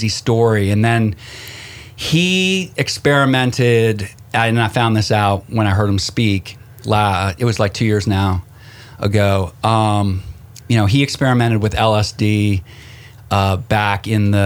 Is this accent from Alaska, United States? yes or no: no; Connecticut, United States; I grew up in Connecticut, was raised formidable years up in Connecticut right outside New York.